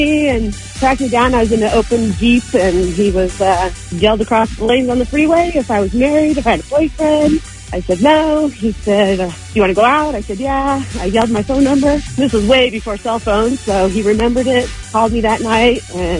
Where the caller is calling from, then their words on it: Lake Arrowhead, California, United States; I'm calling from Lake Arrowhead.